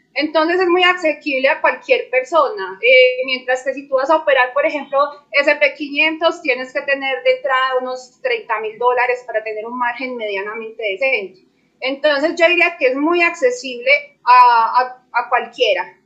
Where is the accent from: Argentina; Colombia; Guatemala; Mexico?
Colombia; Medellín, Antioquia; yo soy de Medellín, Colombia